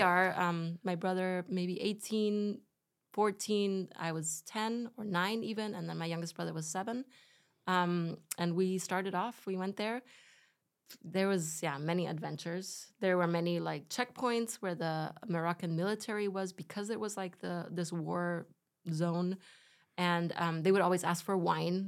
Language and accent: English; Spain; my parents are German. I grew up in Spain